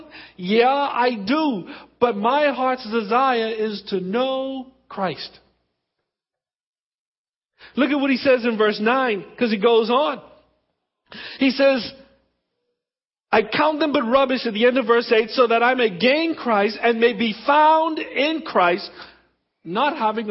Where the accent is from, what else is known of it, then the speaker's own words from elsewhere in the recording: Exuma, Bahamas; also born or lived in Abaco; I was born in Baintown. I was born in the Abacos. I was raised in the Exumas.